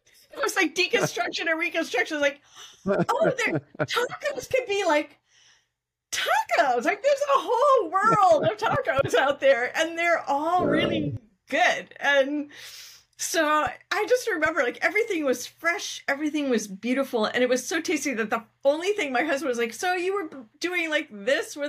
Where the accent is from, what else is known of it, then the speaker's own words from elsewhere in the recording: Southern California, United States; as a kid growing up in Southern California